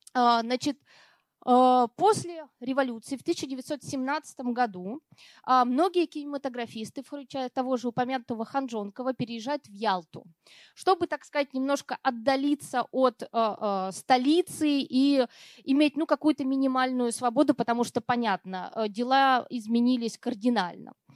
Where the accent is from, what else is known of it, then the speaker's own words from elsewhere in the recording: Perm, Perm Krai, Russia; moved away; я родилась в Перми, э, давно уже там не живу, но тем не менее для меня это практически родина